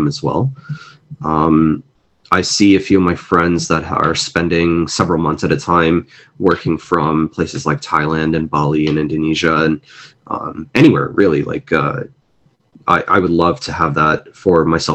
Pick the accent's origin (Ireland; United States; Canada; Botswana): Canada; also born or lived in Mumbai, India; I am a first generation immigrant in Canada. I was born in Mumbai, India, and came here when I was 4 or 5 years old.